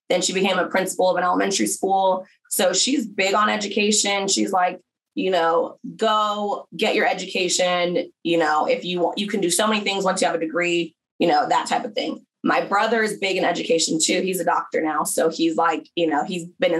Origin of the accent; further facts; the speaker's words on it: small town outside LA, Southern California, United States; moved away as an adult; also born or lived in Berkeley, California / Oklahoma / Atlanta; I'm from Southern California originally. So I grew up in kind of a small town outside